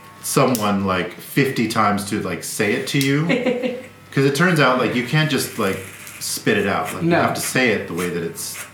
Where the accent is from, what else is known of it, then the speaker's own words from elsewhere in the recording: United States; moved away as an adult; now in Sweden; I'm an American